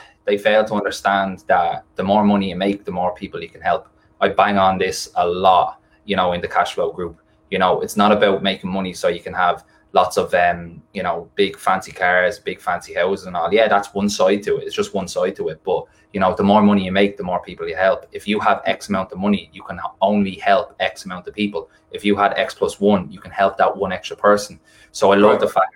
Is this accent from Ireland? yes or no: yes; Ireland; see more of my own country